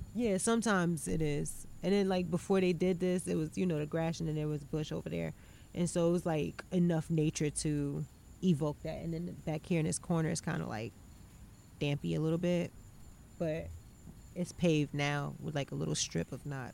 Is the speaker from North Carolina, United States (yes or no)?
yes; North Carolina, United States; I'm from North Carolina